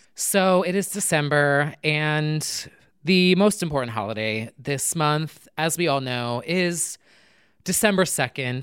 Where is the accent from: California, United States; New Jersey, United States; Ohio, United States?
New Jersey, United States; born and raised in New Jersey